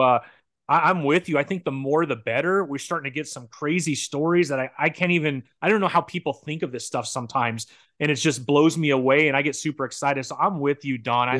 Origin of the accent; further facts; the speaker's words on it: San Bernardino, California, United States; I grew up in San Bernardino, which uh-huh. is kind